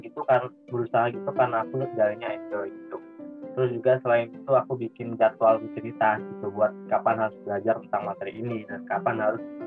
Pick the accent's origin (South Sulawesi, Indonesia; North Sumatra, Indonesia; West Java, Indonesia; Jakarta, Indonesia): West Java, Indonesia; Bandung; aku asalnya dari Bandung